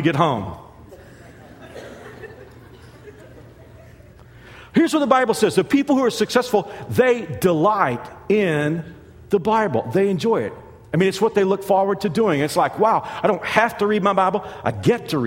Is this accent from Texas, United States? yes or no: yes; Dallas-Fort Worth area, Texas, United States; I'm from Texas. I'm from the Dallas-Fort Worth area. I grew up loving the Dallas Cowboys.